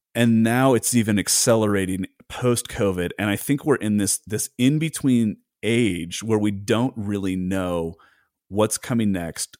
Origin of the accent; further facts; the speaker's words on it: United States; as an American